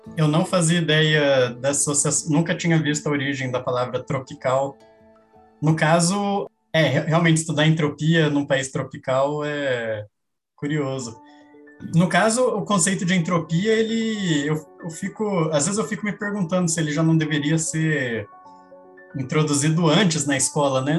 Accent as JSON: {"language": "Portuguese", "region": "Paraná", "country": "Brazil", "tie": "born or raised there", "also_born_or_lived": "Rio de Janeiro", "moved": "yes", "said": "sou do Paraná, Rio de Janeiro está a 1.200 quilômetros da cidade que eu cresci"}